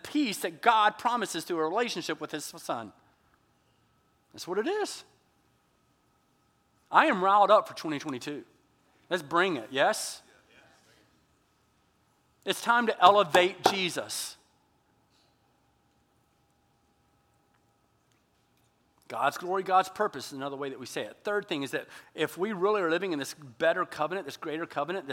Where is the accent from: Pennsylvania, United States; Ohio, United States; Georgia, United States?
Georgia, United States; moved away; when I was growing up in Georgia